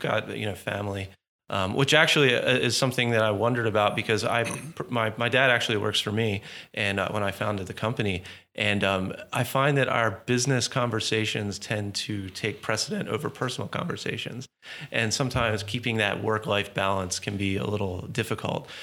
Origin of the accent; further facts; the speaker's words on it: Baltimore, Maryland, United States; born and raised in Baltimore